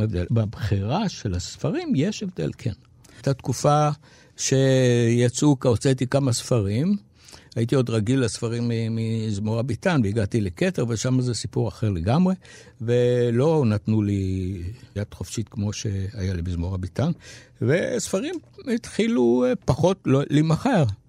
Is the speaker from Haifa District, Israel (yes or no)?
no; Tel Aviv, Tel Aviv District, Israel; אני כאן, אני מפה